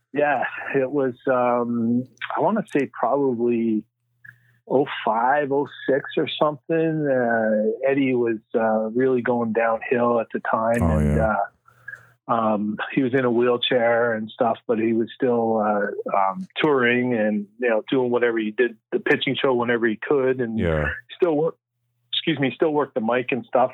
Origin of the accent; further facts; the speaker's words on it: Canada; I'm the only one from Canada